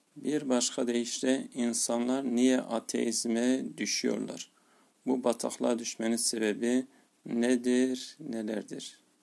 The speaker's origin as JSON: {"language": "Turkish", "town": "Tarsus", "region": "Mersin", "country": "Turkey", "tie": "born or raised there", "said": "Yarı memleketim olan Tarsus'ta"}